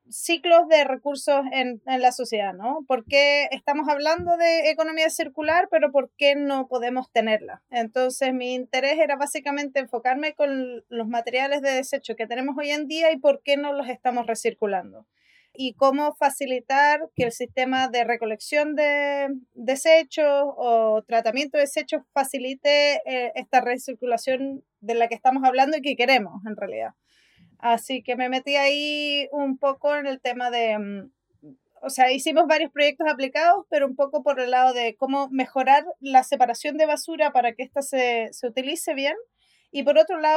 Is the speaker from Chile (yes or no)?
yes; Chile; moved away as an adult; also born or lived in Sweden; now in Spain; soy diseñadora industrial de Chile. Hice un máster y después un doctorado en Suecia